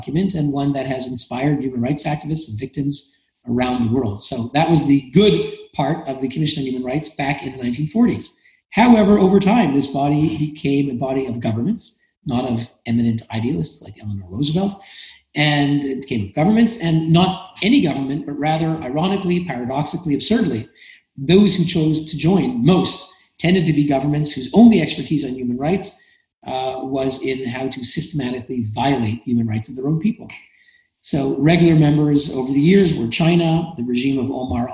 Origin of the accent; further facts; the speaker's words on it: Canada; I'm Canadian. My country, Canada